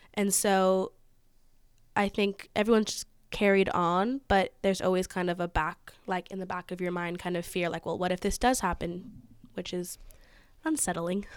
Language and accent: English; Napa, California, United States; growing up in Napa